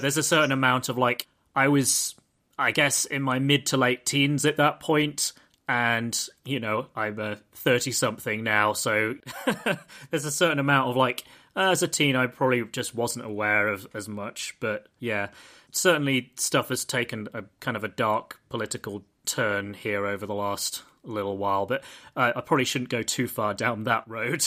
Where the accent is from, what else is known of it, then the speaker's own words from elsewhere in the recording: United Kingdom; I'm British